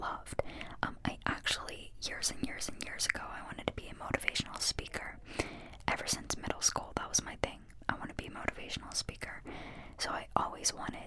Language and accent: English; Pittsburgh, Pennsylvania, United States; Where's my accent from? So I'm from Pittsburgh. Born and raised in Pittsburgh, and I still live in Pittsburgh